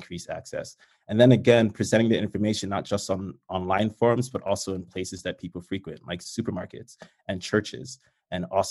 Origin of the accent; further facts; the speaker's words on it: New York City, New York, United States; I'm from the Bronx